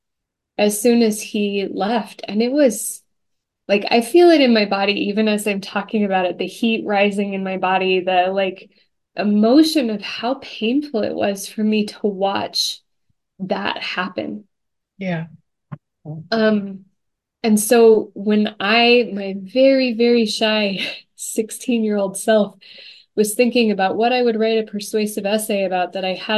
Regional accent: Stillwater, Oklahoma, United States; I grew up in Stillwater, Oklahoma

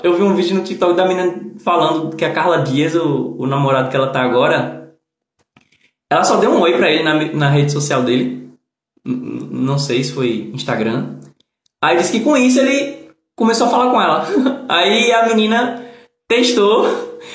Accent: Northeast Brazil, Brazil; accent: nordestino; como nordestino eu ser barrista

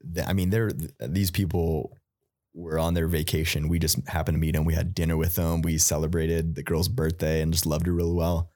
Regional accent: United States; us just growing up in America

